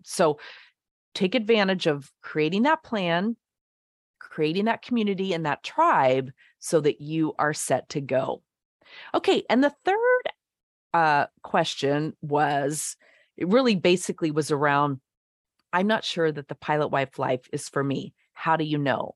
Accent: the West, United States; moved away as an adult; also born or lived in Nashville; I'm from the West.

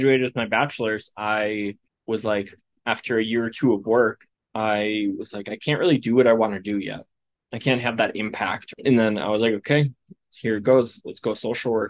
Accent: Wisconsin, United States; now in Colorado, United States; So I'm originally from the Wisconsin area in the United States

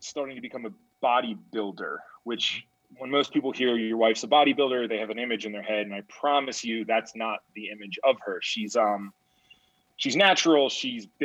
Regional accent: Pennsylvania, United States; So I grew up in Pennsylvania

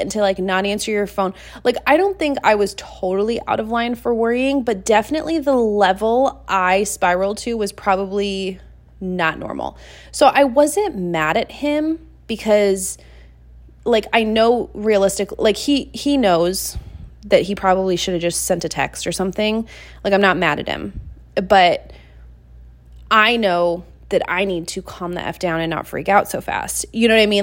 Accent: Seattle, Washington, United States; moved away as an adult; now in Montana, United States; I left my hometown of Seattle, Washington, and I moved over to Montana

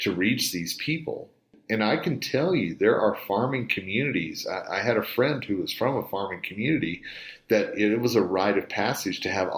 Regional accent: Tulsa, Oklahoma, United States; where I grew up in Tulsa

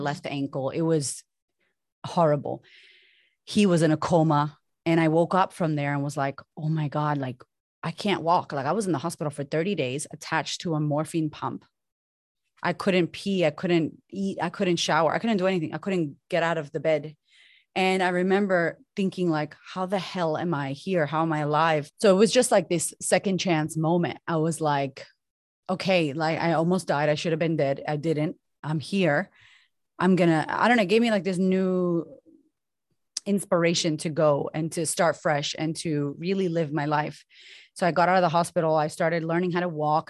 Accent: Boston, Massachusetts, United States; moved away as an adult; also born or lived in Sydney, Australia; now in Melbourne, Australia; I'm from Boston originally. My mom and my dad are Puerto Rican descent, and I grew up with a single mother

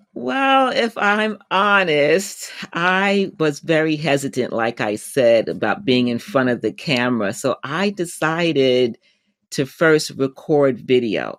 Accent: United States; my home country, the U.S.

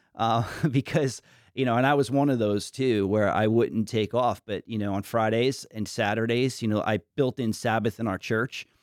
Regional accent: New York, United States; moved away; also born or lived in Washington, D.C.; I grew up in New York

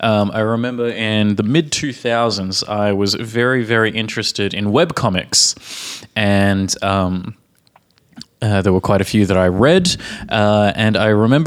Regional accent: Australia; now in Czech Republic; from Australia

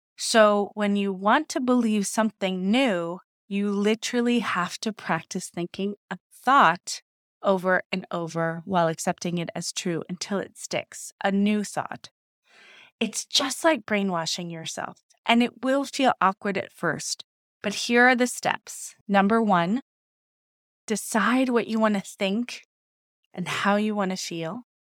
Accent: Ohio, United States; growing up in Ohio

